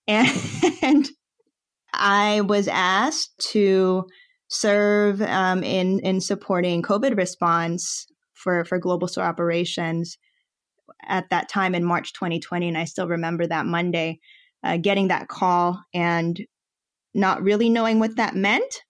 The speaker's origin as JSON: {"language": "English", "country": "Philippines", "moved": "yes", "said": "my home country, the Philippines."}